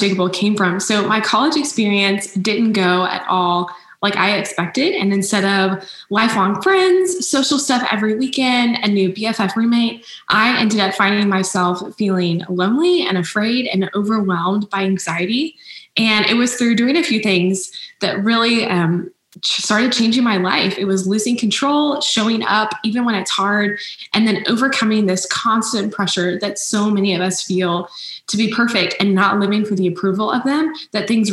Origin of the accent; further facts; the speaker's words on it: Arlington, Texas, United States; also born or lived in Waco, Texas; I grew up in Arlington, Texas, and then I moved to Waco a few years ago for college at Baylor